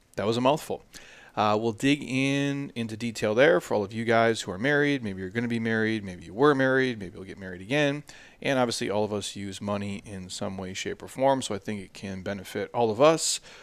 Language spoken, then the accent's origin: English; Midwest, United States; I grew up in the Midwest